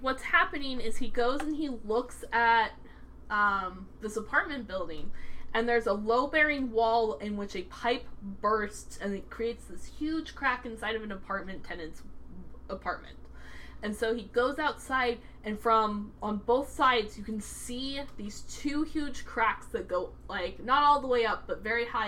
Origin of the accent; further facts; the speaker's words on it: United States; as an American